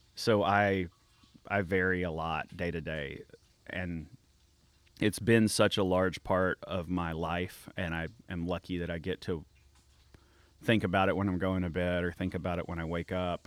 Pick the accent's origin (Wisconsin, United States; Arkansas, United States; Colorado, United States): Arkansas, United States; I'm from Arkansas